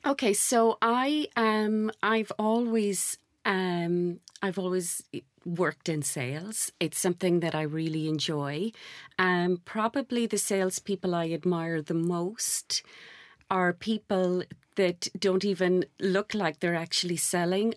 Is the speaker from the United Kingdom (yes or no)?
no; Ireland; moved away; Gaelic Irish, being Irish